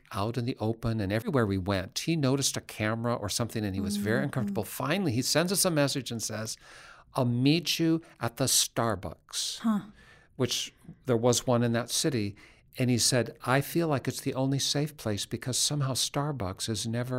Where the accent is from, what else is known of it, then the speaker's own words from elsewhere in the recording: Seattle, Washington, United States; I'm from Seattle